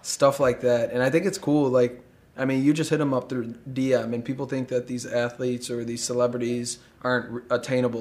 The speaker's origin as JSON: {"language": "English", "town": "Chicago", "region": "Illinois", "country": "United States", "tie": "born or raised there", "said": "growing up in Chicago"}